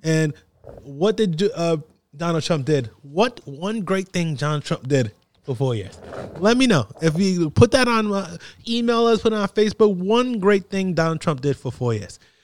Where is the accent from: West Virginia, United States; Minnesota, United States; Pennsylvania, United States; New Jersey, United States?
New Jersey, United States; I'm from New Jersey